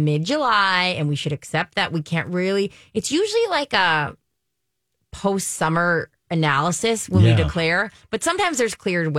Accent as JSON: {"language": "English", "country": "Germany", "tie": "born or raised there", "said": "And like growing up in Germany, that was a big, I mean, that was a cultural, that was constant, right?"}